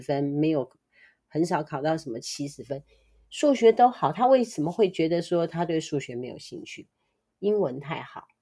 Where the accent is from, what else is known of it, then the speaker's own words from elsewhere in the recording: Taiwan; 我是台湾人